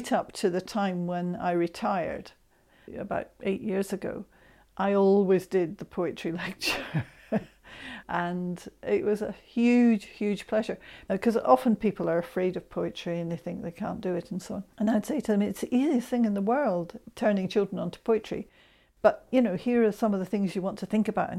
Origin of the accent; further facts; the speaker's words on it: Scotland, United Kingdom; I'm Scot and I love my Scottish poetry as well